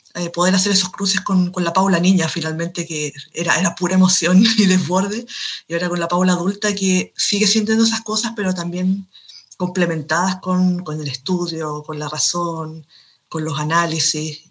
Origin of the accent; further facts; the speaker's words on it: Chile; soy escritora de Chile, un país de Sudamérica